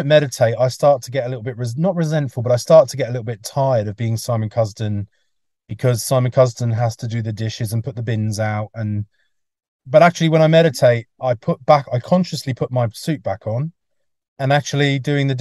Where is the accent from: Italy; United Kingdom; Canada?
United Kingdom; England; moved away; also born or lived in Mullumbimby, Australia; I'm English